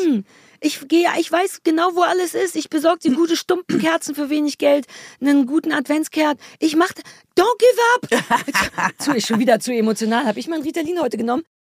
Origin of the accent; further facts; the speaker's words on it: Berlin, Germany; moved away as an adult; Ich bin ja wirklich in Berlin Mitte geboren und habe da immer gelebt